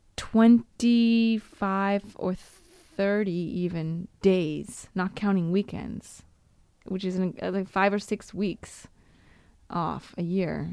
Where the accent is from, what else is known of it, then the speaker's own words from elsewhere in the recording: United States; moved away as an adult; now in Italy; me as an American